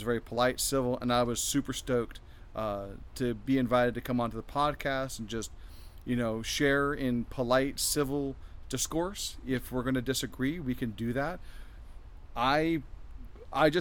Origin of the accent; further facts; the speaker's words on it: Fairfield, California, United States; moved away as an adult; also born or lived in Florida; now in Temecula, United States; I grew up in Northern California.